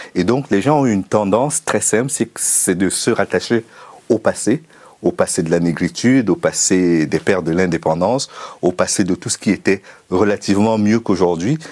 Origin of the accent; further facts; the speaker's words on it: Cameroon; moved away as an adult; also born or lived in Russia / Ukraine; now in France; j'ai commencé au Cameroun en amateur jusqu'à l'université